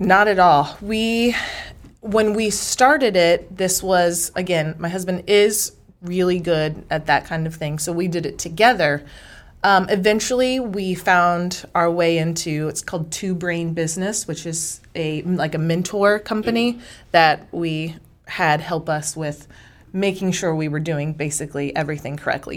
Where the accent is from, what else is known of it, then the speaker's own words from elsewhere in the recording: Dexter, Missouri, United States; also born or lived in Houston, Texas / Corpus Christi, Texas / Amarillo, Texas; now in Washington, Missouri, United States; I'm from a small town in the Boot Heel, Missouri called Dexter, Missouri.